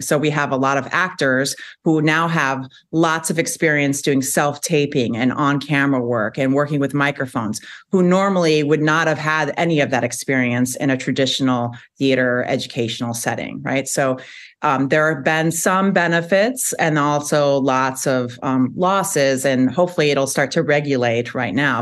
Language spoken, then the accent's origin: English; Chicago, Illinois, United States; moved away as an adult; also born or lived in Charlotte, North Carolina; now in Madison, United States; I am originally from Chicago